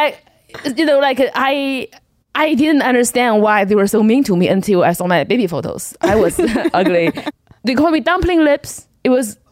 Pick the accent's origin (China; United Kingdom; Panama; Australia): China; English is a second language; moved away as an adult; also born or lived in Kentucky, United States / Los Angeles, United States; now in United States; I was born in China in the 90s.